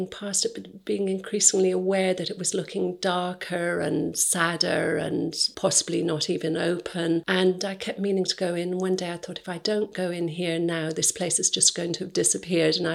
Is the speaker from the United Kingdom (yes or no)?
yes; North Cotswolds, South West England, United Kingdom; I'm from the North Cotswolds. I wasn't city savvy or anything.